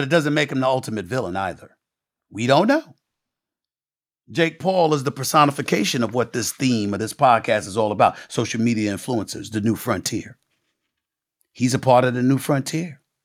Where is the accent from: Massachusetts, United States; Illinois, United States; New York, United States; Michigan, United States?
New York, United States; New York City; my life before E S P N, growing up in Hollis, Queens, New York